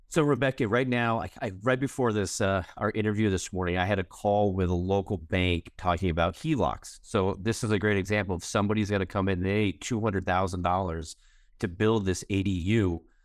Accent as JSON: {"language": "English", "town": "Fort Collins", "region": "Colorado", "country": "United States", "tie": "born or raised there", "moved": "as an adult", "said": "Fort Collins, I, born and raised here"}